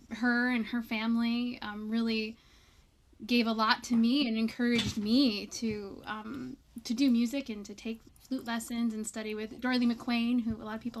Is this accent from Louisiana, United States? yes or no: no; Alaska, United States; moved away as an adult; growing up in Alaska and and what that community has given us and, and inspired us and it's it's it's really a, a deep part of of my identity